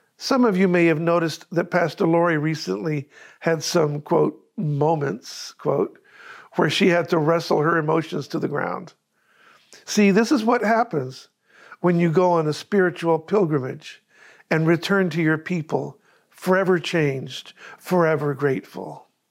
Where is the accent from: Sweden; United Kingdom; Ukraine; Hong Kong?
Sweden; Rättvik; now in Sarasota, United States; my hometown church in Rötvik, Sweden